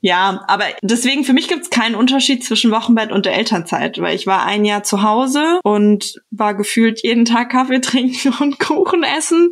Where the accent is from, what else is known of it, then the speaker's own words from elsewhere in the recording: Frankfurt, Hesse, Germany; now in Berlin, Germany; Ich komme ja selber aus Frankfurt, also aus Hessen